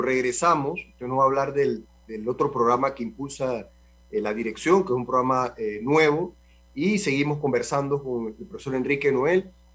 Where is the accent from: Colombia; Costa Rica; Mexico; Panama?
Panama; con la cultura y con lo que somos nosotros los panameños